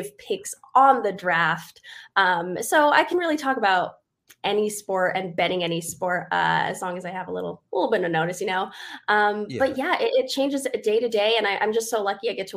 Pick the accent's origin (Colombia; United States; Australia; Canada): United States; Las Vegas, Nevada; I was born and raised in Vegas. I've never left. I still live here in Vegas